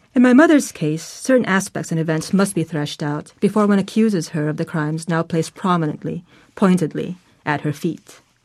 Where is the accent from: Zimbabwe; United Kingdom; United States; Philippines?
Philippines; Manila, Metro Manila; I was born in Manila.